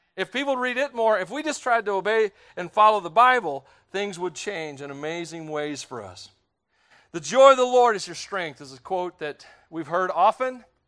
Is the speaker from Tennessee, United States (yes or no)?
yes; Tennessee, United States; I grew up in Tennessee